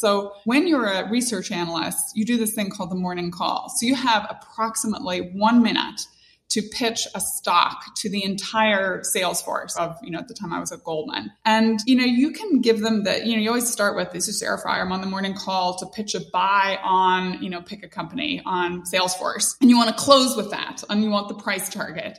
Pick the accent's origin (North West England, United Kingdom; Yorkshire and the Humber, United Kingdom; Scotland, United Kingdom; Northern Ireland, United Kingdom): Northern Ireland, United Kingdom; moved away; growing up in Northern Ireland, very religious.